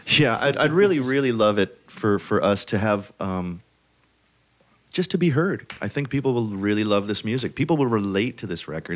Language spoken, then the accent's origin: English; New York City, New York, United States; I'm from Brooklyn.